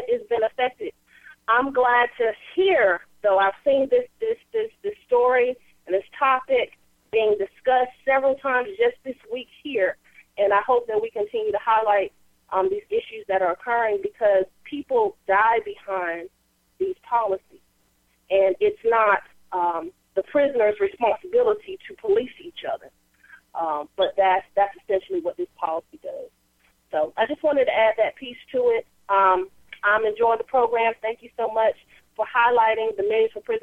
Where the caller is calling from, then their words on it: North Carolina, United States; calling out of North Carolina